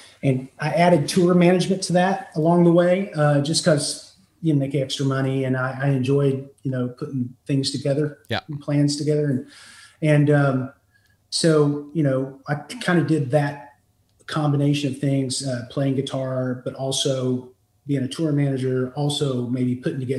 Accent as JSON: {"language": "English", "region": "West Virginia", "country": "United States", "tie": "born or raised there", "also_born_or_lived": "Los Angeles, California", "moved": "as an adult", "said": "I was born and raised in West Virginia. After college, I moved out to Los Angeles, California, and I lived out there about 5 years, 5-6 years."}